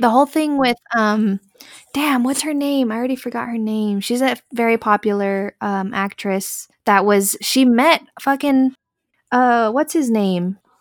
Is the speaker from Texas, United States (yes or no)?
yes; San Angelo, Texas, United States; we come from San Angelo. So, we went to, like, a small town, high school